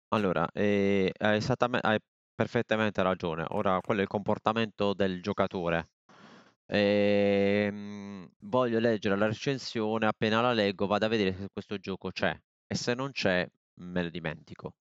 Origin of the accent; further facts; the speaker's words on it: Bari, Apulia, Italy; io sono di Bari